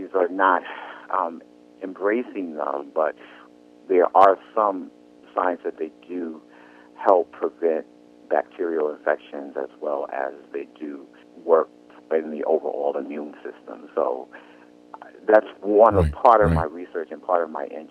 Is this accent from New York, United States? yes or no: yes; New York City, New York, United States; also born or lived in New Jersey / Connecticut; I was born in Brooklyn, New York. I went to public school in the city of Brooklyn